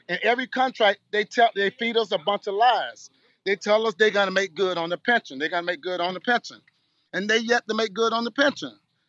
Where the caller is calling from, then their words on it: Miami, Florida, United States; Me, I'm coming from Miami.